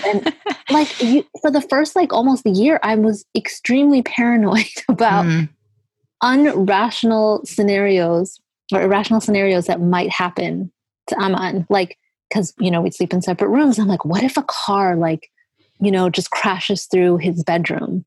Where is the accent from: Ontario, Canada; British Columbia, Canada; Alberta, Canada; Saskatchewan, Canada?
Alberta, Canada; Edmonton; moved away as an adult; also born or lived in Eritrea / Sudan / Italy / Toronto; we moved to Canada when I was five, so 1983.